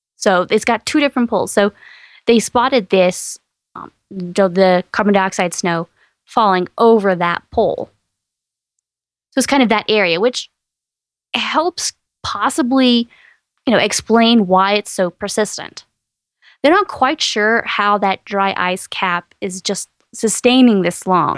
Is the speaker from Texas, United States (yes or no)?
yes; East Texas, United States; I grew up in East Texas